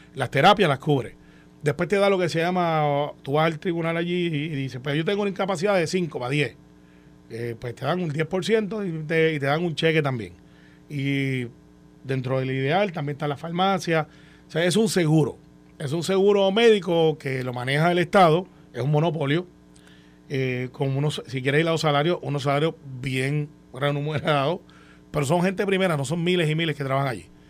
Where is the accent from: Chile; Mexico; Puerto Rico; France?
Puerto Rico; Guaynabo; Guaynabo, de donde yo soy